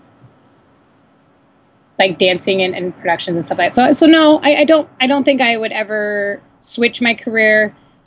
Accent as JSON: {"language": "English", "town": "San Diego", "region": "California", "country": "United States", "tie": "born or raised there", "also_born_or_lived": "Los Angeles", "moved": "as an adult", "said": "I came back down to San Diego, which is my hometown"}